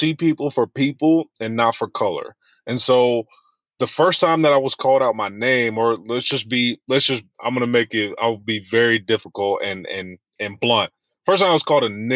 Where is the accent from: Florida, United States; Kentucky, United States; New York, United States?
New York, United States; Westchester; I grew up in Westchester